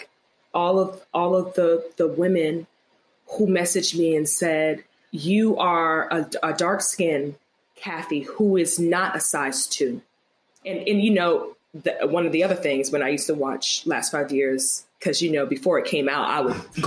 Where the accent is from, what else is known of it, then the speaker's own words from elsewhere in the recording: Virginia Beach, Virginia, United States; also born or lived in Queens, New York; now in New York, United States; Virginia Beach. I was born in Queens, New York. I'm a New Yorker, but I was raised in Virginia. So let's just say Virginia.